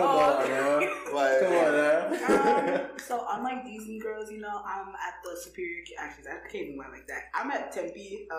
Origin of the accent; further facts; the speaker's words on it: Nigeria; also born or lived in Pennsylvania / New York; now in Arizona, United States; I'm Nigerian like them.